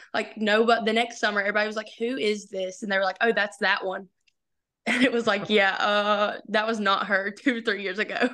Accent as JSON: {"language": "English", "town": "Palestine", "region": "Arkansas", "country": "United States", "tie": "born or raised there", "said": "I grew up in Palestine, Arkansas."}